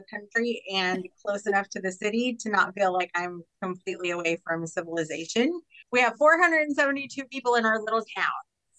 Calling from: Pattison, Texas, United States; first language Spanish; I am actually calling in from the little bitty grand metropolis of Pattison, Texas. So I am west of Houston, far enough into the country to know I'm in the country and close enough to the city to not feel like I'm completely away from civilization.

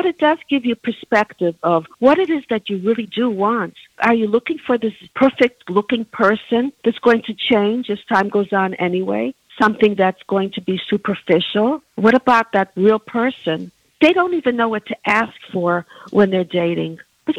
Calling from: New Jersey, United States; I'm calling from New Jersey

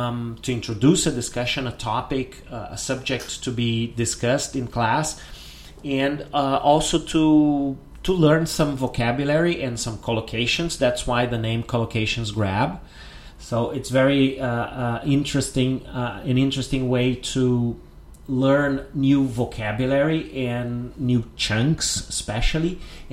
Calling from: Porto Alegre, Rio Grande do Sul, Brazil

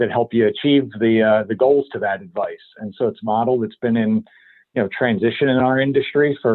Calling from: Pennsylvania, United States; I'm about 30 miles north of Philadelphia in my uh, home office today.

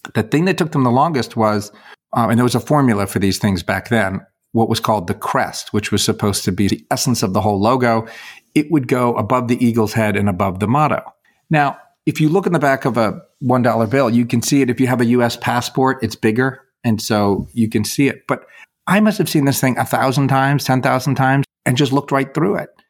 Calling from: Louisville, Kentucky, United States; I'm calling you from Kentucky

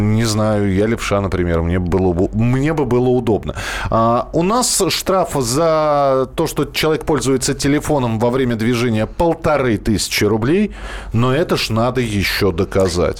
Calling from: Vladivostok, Primorsky Krai, Russia; я звоню из Владивостока, города нашего хорошего

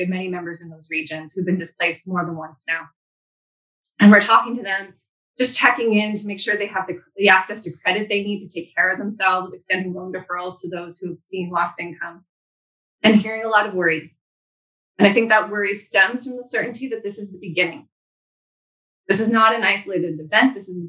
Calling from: Vancouver, British Columbia, Canada; and I'm joining you from Vancouver, which is on the unceded traditional lands of the Coast Salish people.

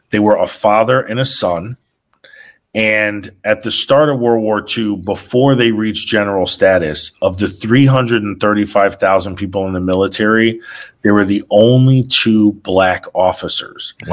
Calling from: Switzerland; I'm actually live from Switzerland right now.

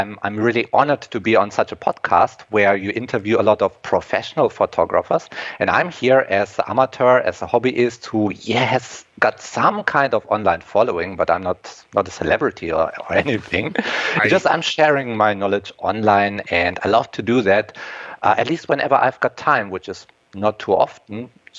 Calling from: Germany; English is a second language; And yes, I'm coming from Germany. Over here, we already have sundown.

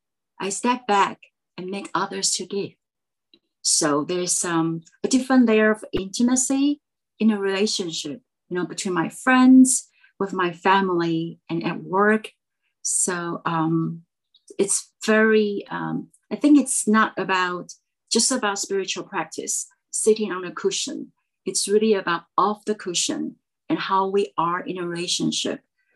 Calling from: Taiwan; I am Zooming in from Taiwan.

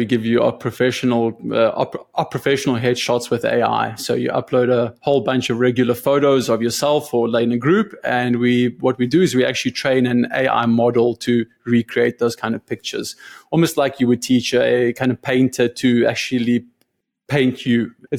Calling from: Austin, Texas, United States; Yeah, I'm in Austin, Texas. It's 102 outside, so I'm really glad I'm inside speaking to you.

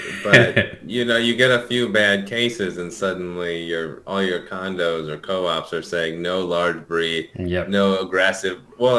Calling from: Santa Monica, California, United States; So I'm calling in from my home in Santa Monica, California.

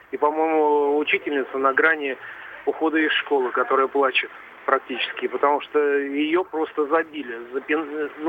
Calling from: Moscow, Russia; Я звоню из Бирюлева Западная. Это мини-Советский Союз.

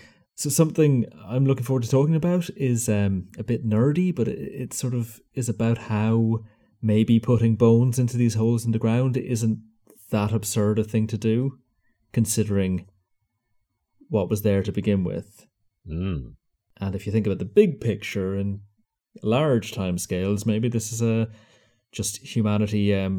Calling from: Galway, Connacht, Ireland; in Galway, Ireland.

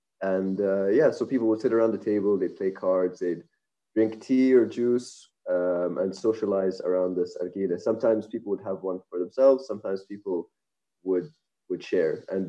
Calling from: Amman, Amman Governorate, Jordan; also born or lived in Australia; I'm calling from Amman in Jordan.

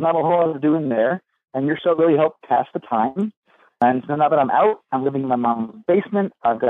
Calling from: Brooklyn, New York, United States; I'm calling from Brooklyn.

